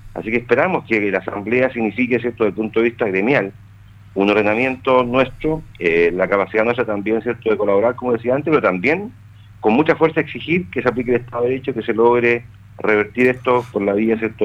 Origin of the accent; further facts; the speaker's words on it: Chile; somos todos chilenos